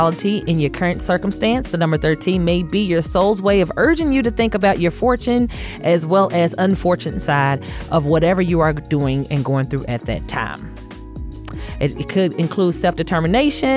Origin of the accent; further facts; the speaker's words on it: Louisville, Kentucky, United States; moved away; I'm originally from Louisville, Kentucky